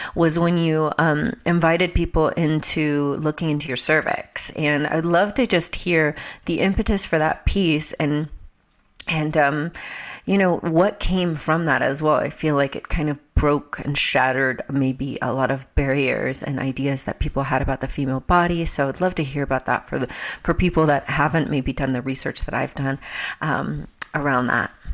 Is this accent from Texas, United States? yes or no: no; Georgia, United States; growing up in Georgia in the Bible Belt